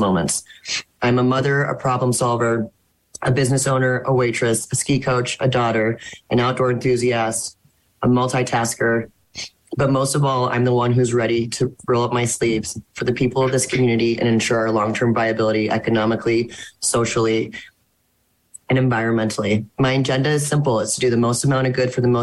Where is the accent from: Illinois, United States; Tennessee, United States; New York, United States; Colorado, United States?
Colorado, United States; Telluride; the only candidate who was born and raised in Telluride